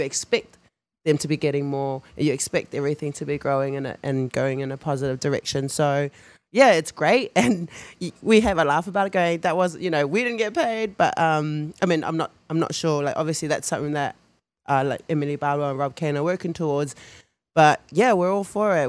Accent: New Zealand; moved away; growing up in New Zealand culture, rugby as well

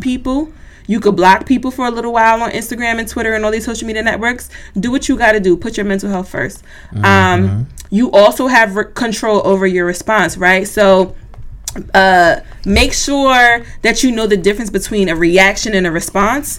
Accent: United States; I'm black. I'm American.

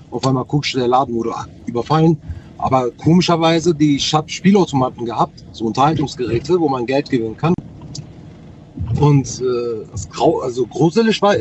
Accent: North Rhine-Westphalia, Germany; Ich komme aus Nordrhein-Westfalen.

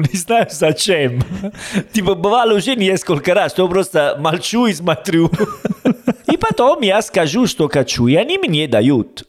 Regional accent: Italy; Russian is a second language; now in Uzbekistan; я итальянец

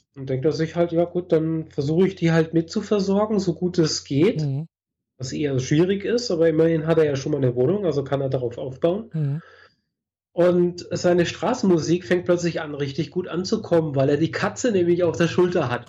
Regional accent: Germany; now in Switzerland; bin aus Deutschland

